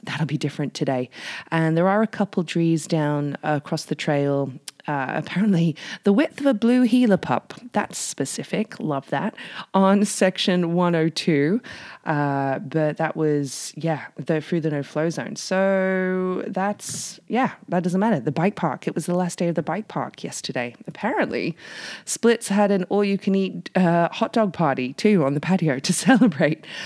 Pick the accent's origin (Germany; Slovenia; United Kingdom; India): United Kingdom; the north of England; now in Whistler, Canada; I'm from England and I'm from up north